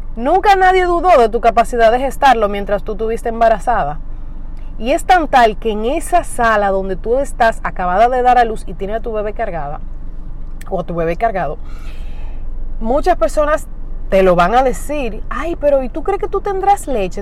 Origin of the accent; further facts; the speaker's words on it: Dominican Republic; aquí en mi país, República Dominicana